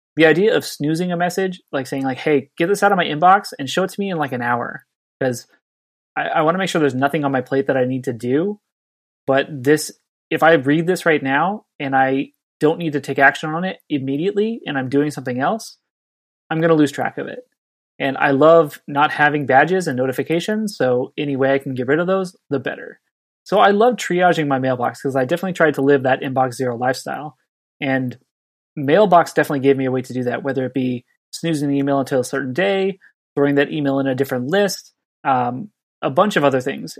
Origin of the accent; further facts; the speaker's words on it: Southern California, United States; now in Santa Cruz, United States; I grew up on beaches in Southern California